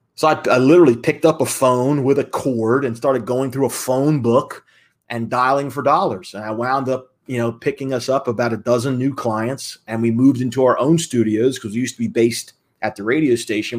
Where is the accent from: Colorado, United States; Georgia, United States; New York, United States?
Georgia, United States; Atlanta; moved away as an adult; also born or lived in Philadelphia, Pennsylvania; At a young age, though, I moved down to Atlanta, Georgia, just outside of Atlanta, and basically grew up there, second grade till I graduated high school